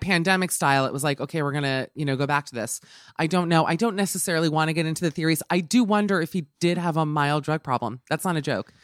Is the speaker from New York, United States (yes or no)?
yes; New York, United States; I'm from New York